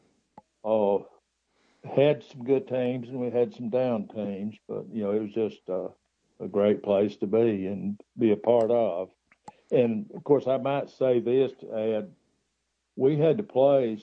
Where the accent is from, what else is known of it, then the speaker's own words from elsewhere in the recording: Good Springs, Alabama, United States; also born or lived in Jasper, Alabama; I was born around Jasper, and my father was employed by the Alabama Power Company, and they operated a steam generating plant on the Warrior River down at Gorgas, which is just below Good Springs.